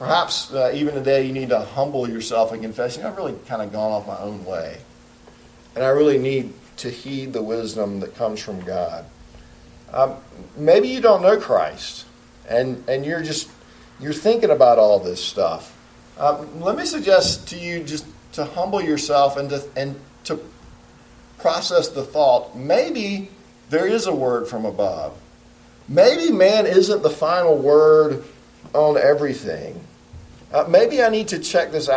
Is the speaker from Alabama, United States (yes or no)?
yes; Alabama, United States; also born or lived in Boone, North Carolina; now in Spartanburg, United States; They always had about a 20-acre garden that made me slave in every summer in the hot Alabama